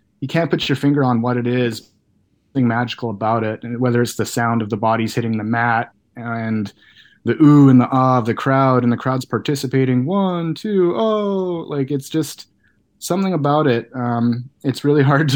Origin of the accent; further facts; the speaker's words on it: Canada; being a kid from Canada